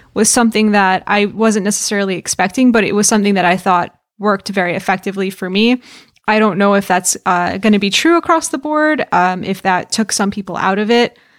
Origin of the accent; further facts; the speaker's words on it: New York, United States; the same county in New York that I am from